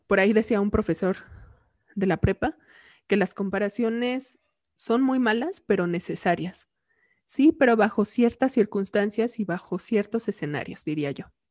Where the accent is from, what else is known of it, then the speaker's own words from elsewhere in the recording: Mexico; como mexicanos